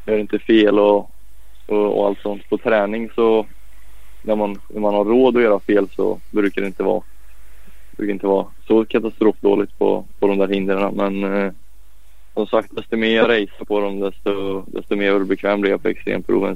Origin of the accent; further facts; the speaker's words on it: Falköping, Västra Götaland, Sweden; also born or lived in Piacenza, Italy; jag är uppväxt i, i Farsfäng där